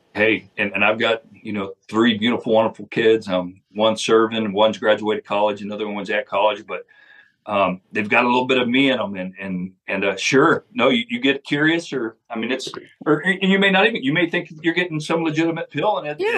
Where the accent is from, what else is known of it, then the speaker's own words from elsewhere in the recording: Sanderson, Texas, United States; the Sanderson Border Patrol Station right here in my hometown